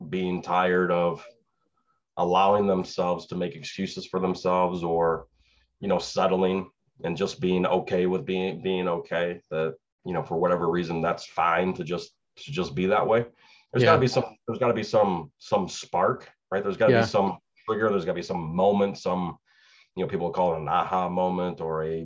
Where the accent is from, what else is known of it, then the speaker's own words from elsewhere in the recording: Chicago, Illinois, United States; moved away as an adult; now in Suwanee, Georgia, United States; I grew up in Chicago, around Chicago.